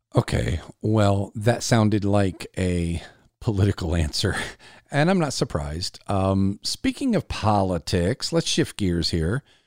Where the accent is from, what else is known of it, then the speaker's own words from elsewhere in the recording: South Carolina, United States; my home state of South Carolina